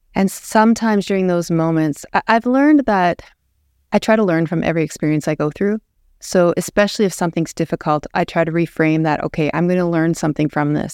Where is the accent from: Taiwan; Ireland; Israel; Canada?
Canada; Lethbridge, Alberta; I was raised in Lethbridge, born and raised.